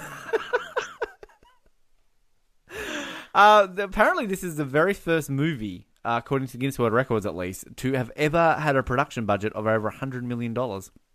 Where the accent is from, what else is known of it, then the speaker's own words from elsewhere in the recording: Australia; as an Australian